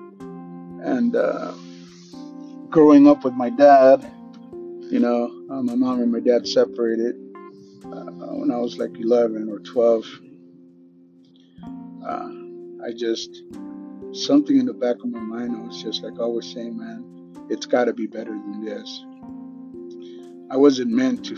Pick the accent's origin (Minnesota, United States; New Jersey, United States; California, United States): California, United States; Los Angeles; growing up in South Central LA, Pico Union and East